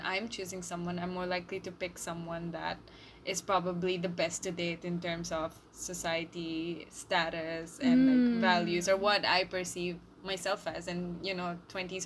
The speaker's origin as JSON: {"language": "English", "country": "India", "said": "we're both Indian"}